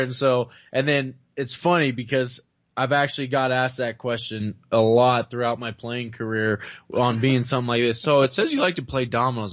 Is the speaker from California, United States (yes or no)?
yes; Bay Area, California, United States; I'm from the Bay Area